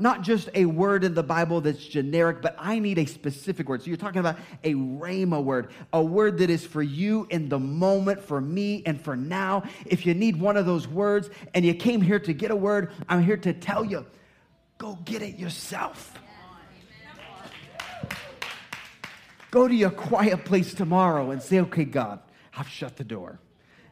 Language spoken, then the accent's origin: English; Indiana, United States; moved away; I was from Indiana. We just played basketball.